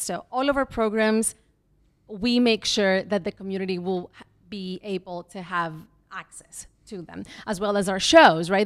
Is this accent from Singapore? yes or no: no; Greece; moved away as an adult; also born or lived in Mexico / Athens, Greece / Belgium / California, United States; now in New York City, United States; I was born in Mexico. Um, I went to school a little bit there. We left, we emigrated to Greece